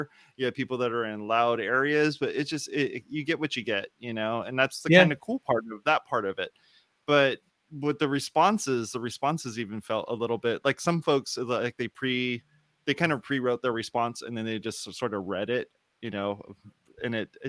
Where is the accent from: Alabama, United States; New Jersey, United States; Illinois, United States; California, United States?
California, United States; Whittier; I'm from Whittier, California.